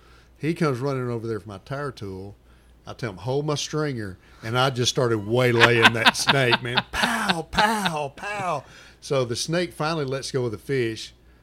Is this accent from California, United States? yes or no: no; Arkansas, United States; I grew up on the Mississippi River, cottonmouths, water moccasins everywhere.